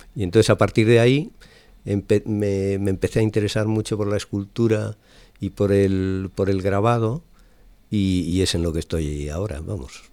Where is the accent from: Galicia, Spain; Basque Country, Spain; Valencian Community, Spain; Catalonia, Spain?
Galicia, Spain; Lalín; moved away as an adult; now in Zaragoza, Spain; Yo soy gallego. Nací en, en Lalín, pero llevo ahora viviendo pues más de 25 años en Zaragoza.